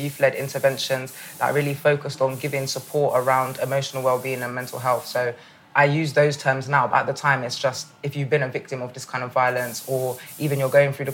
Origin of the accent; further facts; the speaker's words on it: London, United Kingdom; growing up in Northwest London